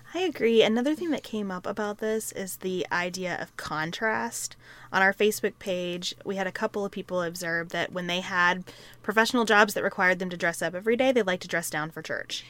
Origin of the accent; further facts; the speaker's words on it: Western Kentucky, United States; I grew up in Western Kentucky, right across from Evansville, Indiana